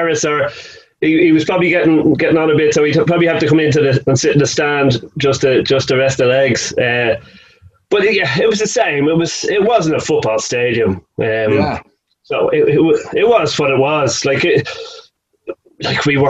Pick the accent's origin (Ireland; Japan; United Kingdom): Ireland; Dublin, Leinster; now in Portmarnock, Ireland; I'm from Raheny, living in Port Marnock now